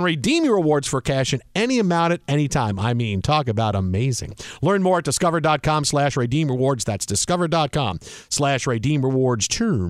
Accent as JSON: {"language": "English", "region": "Midwest", "country": "United States", "accent": "Midwest", "said": "My Midwest accent usually, you know, what we need is more Michigan teams to do well besides the Michigan football teams."}